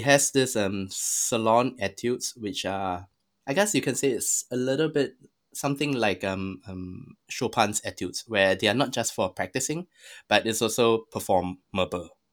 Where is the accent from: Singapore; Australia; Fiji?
Singapore; I'm Singaporean. I'm, I was born in Singapore